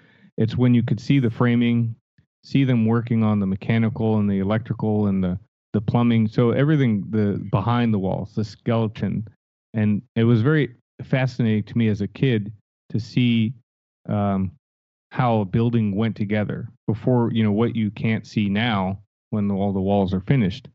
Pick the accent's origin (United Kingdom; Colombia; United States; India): United States; Stamford, Connecticut; moved away as an adult; also born or lived in Los Angeles; I was born and raised in Connecticut, Stamford, Connecticut, so East Coast